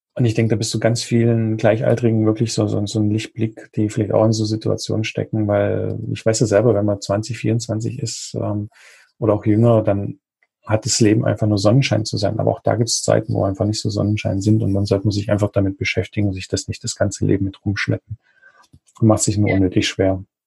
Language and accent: German; Germany; bei uns in Deutschland